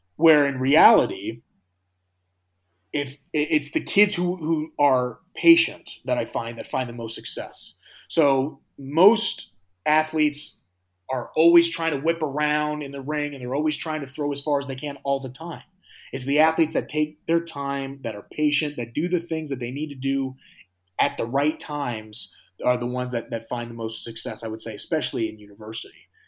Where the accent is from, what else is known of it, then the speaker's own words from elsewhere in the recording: United States; I am from America